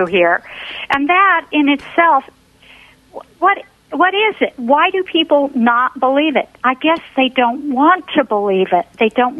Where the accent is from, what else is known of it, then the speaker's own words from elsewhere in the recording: Seattle, Washington, United States; moved away; I came originally from Seattle